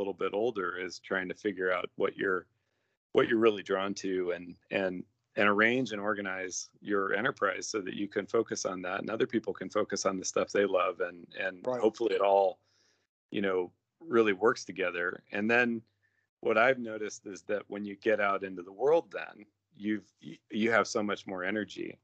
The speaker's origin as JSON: {"language": "English", "town": "Cashmere", "region": "Washington", "country": "United States", "tie": "born or raised there", "also_born_or_lived": "Iran", "moved": "yes", "said": "I grew up in Cashmere, Washington, which is a little tiny, mostly orcharding community in the center of Washington State."}